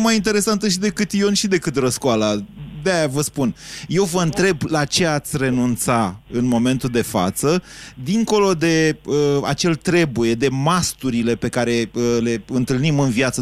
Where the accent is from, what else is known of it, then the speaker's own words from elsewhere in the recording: Oltenia, Romania; sunt oltean